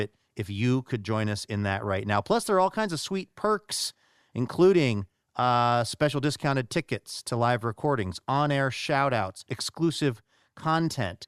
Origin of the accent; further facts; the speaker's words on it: Seattle, Washington, United States; I was from Seattle